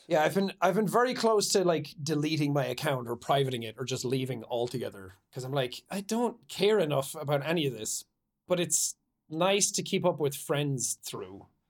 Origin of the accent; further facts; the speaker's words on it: Ireland; moved away; growing up in Ireland